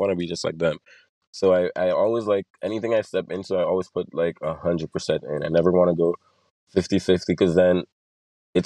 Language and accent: English; Sint Maarten; also born or lived in Curaçao; I was born in Curacao, but I was raised in Sint Maarten